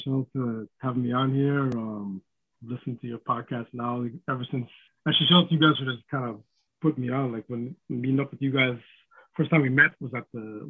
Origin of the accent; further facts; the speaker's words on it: Toronto, Ontario, Canada; moved away as an adult; also born or lived in Vancouver; now in Hamilton, Canada; I moved here from Vancouver in 17, we ended up moving to Hamilton instead of going back to Toronto.